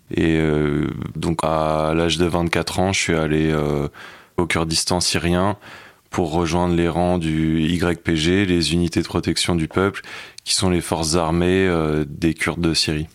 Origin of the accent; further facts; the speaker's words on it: Paris, Île-de-France, France; j'ai grandi à Paris dans un milieu bourgeois, catholique